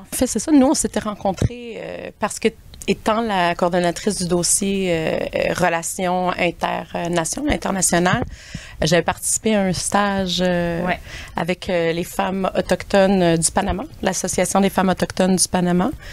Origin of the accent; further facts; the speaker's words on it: Wendake, Quebec, Canada; also born or lived in Pikogan, Quebec; Wendat Anishinabe de la communauté de Wendake et de Picogan à Bitibiwini